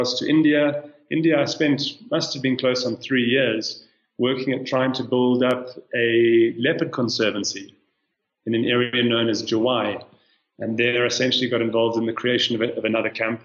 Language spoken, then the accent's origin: English; South Africa; moved away as an adult; now in Kenya; I'm South African, but I've been living in Kenya for the last year and a half